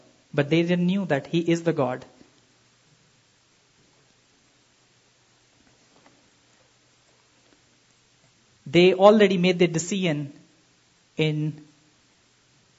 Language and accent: English; Pakistan; I'm from Pakistan